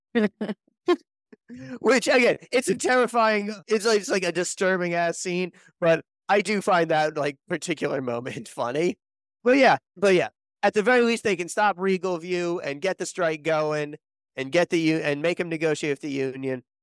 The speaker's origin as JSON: {"language": "English", "region": "Connecticut", "country": "United States", "tie": "born or raised there", "said": "I grew up in Connecticut"}